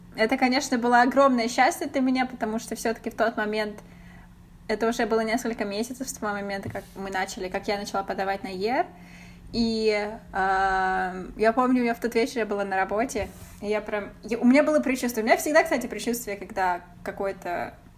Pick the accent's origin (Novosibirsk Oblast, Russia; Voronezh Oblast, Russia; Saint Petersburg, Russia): Voronezh Oblast, Russia; Voronezh; moved away as an adult; now in United States; Мы из Воронежа